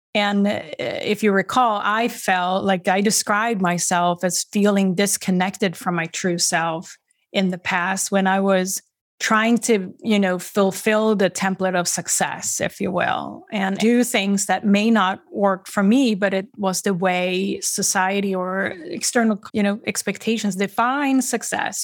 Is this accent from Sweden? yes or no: yes; Sweden; now in Boston, United States; I'm originally from Sweden. I live in the greater Boston area, Massachusetts, on the East Coast